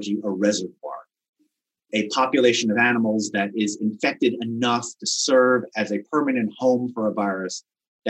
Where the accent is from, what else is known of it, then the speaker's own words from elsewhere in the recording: Wisconsin, United States; my home state of Wisconsin